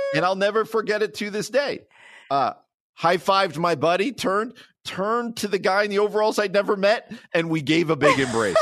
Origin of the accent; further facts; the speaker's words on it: New Jersey, United States; moved away; I grew up in New Jersey